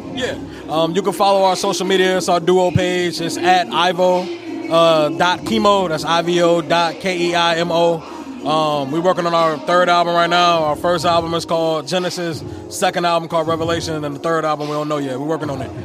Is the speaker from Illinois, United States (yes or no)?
yes; Chicago, Illinois, United States; moved away; I'm originally from Chicago